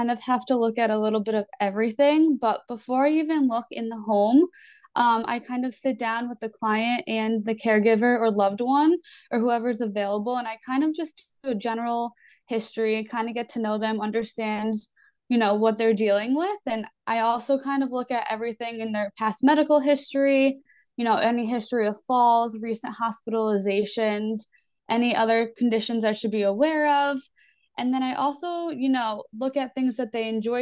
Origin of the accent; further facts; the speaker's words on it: East Coast, United States; I am from the East Coast